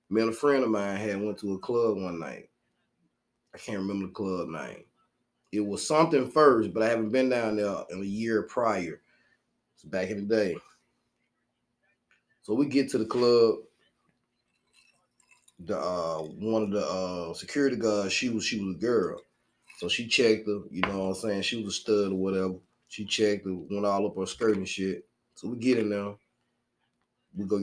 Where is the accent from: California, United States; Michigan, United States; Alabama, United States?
Alabama, United States; Birmingham; I'm from Birmingham